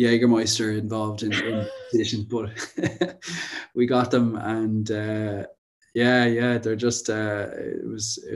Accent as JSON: {"language": "English", "town": "Wicklow", "region": "Leinster", "country": "Ireland", "said": "I'm from Wicklow, which is just below Dublin"}